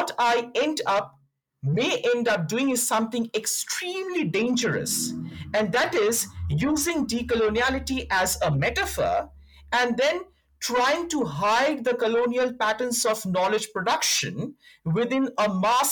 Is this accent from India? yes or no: yes; India; now in South Africa; where I come from, that is India, though I'm currently based in South Africa, I'm from India.